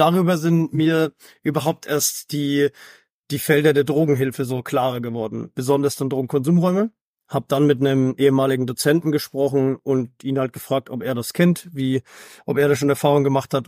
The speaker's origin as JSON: {"language": "German", "area": "Upper Franconia", "region": "Bavaria", "country": "Germany", "moved": "as an adult", "lives_now": "Hamburg, Germany", "said": "Ich bin zugezogener. Also ich bin ganz ursprünglich aus Oberfranken"}